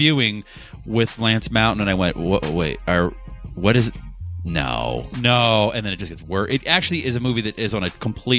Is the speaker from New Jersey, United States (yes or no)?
no; Boston, Massachusetts, United States; I can do a Boston accent. I'm from Boston.